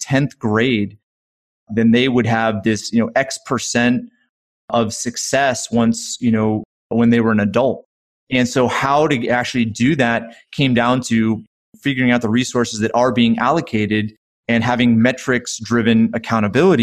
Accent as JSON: {"language": "English", "area": "right outside of Hartford", "region": "Connecticut", "country": "United States", "tie": "born or raised there", "said": "I grew up right outside of Hartford, Connecticut"}